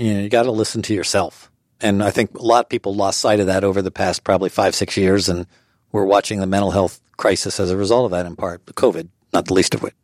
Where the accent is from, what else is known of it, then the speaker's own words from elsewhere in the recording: Allentown, Pennsylvania, United States; moved away as an adult; also born or lived in Harrisburg, Pennsylvania / Lancaster County, Pennsylvania; I grew up in Allentown, Pennsylvania, and in high school, I was often called the mayor